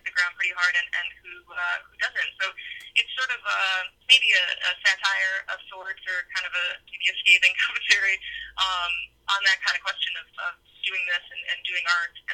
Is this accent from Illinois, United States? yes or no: yes; Chicago, Illinois, United States; moved away; also born or lived in New York; I'm from Chicago originally